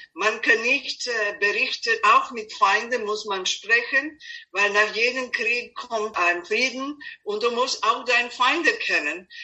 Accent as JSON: {"language": "German", "town": "Belgrade", "country": "Serbia", "also_born_or_lived": "United States / Mexico", "second_language": "German", "moved": "as an adult", "lives_now": "Vienna, Austria", "said": "Ich bin ursprünglich aus Belgrad, Serbien, aber als ich geboren war, es war Jugoslawien"}